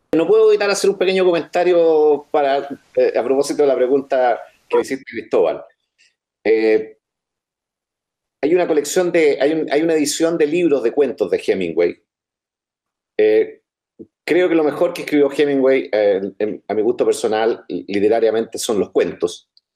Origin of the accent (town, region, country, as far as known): Chile